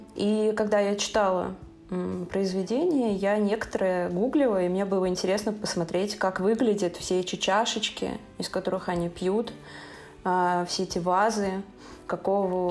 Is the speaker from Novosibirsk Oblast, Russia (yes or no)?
no; Saint Petersburg, Russia; я из Санкт-Петербурга